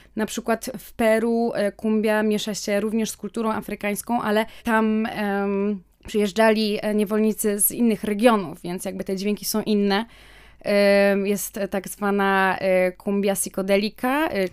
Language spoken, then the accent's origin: Polish; Wrocław, Lower Silesian Voivodeship, Poland; moved away as an adult; also born or lived in Kraków / Chile; ja, choć jestem z Wrocławia, to wyjechałam na studia do Krakowa